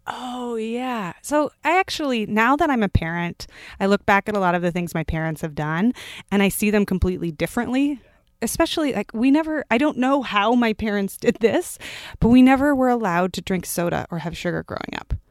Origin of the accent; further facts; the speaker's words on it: Palo Alto, California, United States; moved away as an adult; also born or lived in Germany / Ohio / Pennsylvania / San Francisco; now in New York City, United States; I was born in Germany. I grew up in Palo Alto, California